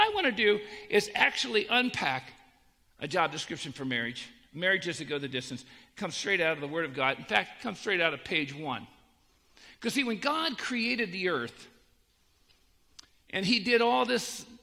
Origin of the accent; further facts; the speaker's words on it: Annapolis, Maryland, United States; I grew up in Annapolis, Maryland. Well, I moved there when I was 10